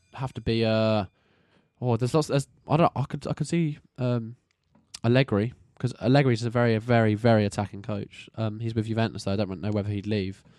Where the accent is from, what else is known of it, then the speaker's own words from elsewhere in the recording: England, United Kingdom; we're English boyos